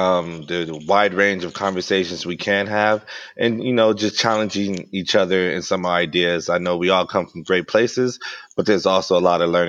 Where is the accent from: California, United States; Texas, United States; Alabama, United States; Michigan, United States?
California, United States; Los Angeles; Born and raised in South Central Los Angeles.